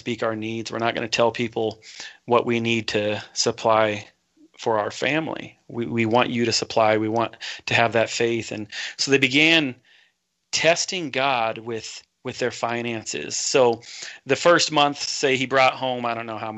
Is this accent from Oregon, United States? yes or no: yes; Portland, Oregon, United States; I was born in Portland, Oregon, a little town called, or a suburb, we call it St. John's